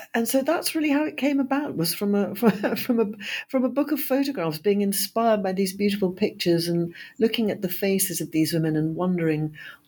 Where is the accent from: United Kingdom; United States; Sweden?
United Kingdom; now in London, United Kingdom; I am a British historian and novelist